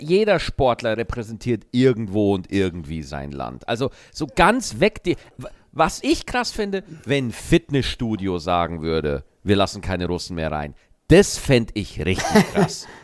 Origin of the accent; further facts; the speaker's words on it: Germany; wir Deutschen